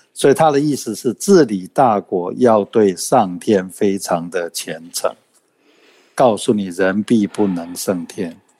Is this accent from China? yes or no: no; Taiwan; 我们台湾人